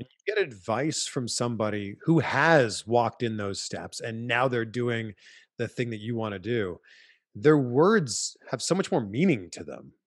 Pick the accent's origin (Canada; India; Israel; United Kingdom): Canada; Pickering, Ontario; I was four years old growing up in Pickering, Ontario, Canada